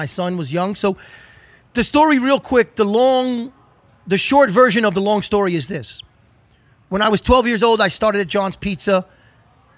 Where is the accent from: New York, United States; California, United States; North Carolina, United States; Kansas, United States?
New York, United States; New York City; growing up in New York City and spending a lot of time in Brooklyn and lower Manhattan